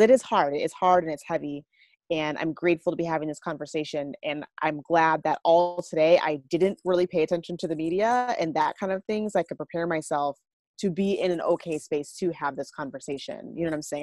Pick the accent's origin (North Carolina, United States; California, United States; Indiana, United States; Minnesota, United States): Minnesota, United States; Minneapolis; I'm from Minneapolis.